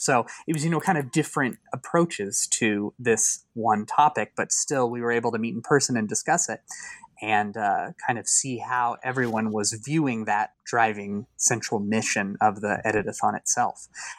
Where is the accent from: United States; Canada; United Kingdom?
United States; Kansas; when I was younger, I was like really fascinated with the concept of ghost towns in Kansas, since I'm from Kansas